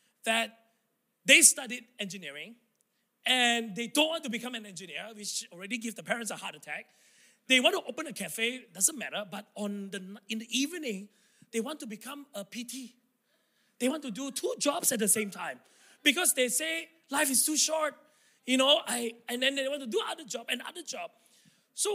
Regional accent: Tawau, Sabah, Malaysia; English is a second language; moved away; true blue Sabahan, I love this state. This is where I was born, I grew up.

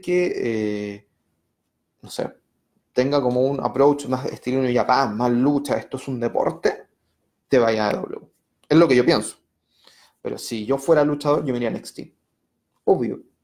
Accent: Puente Alto, Santiago Metropolitan Region, Chile; now in Santiago, Chile; vivo en el centro, pero me crié en Puente Alto

